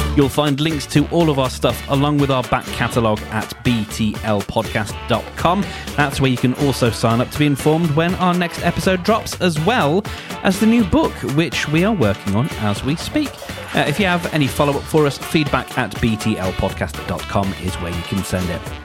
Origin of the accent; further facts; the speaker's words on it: United Kingdom; we're British